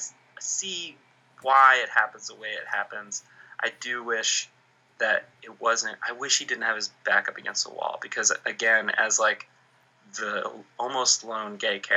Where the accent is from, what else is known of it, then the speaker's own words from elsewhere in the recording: Ireland; And also because, like, we're Irish, so we don't talk about anything. That's our culture.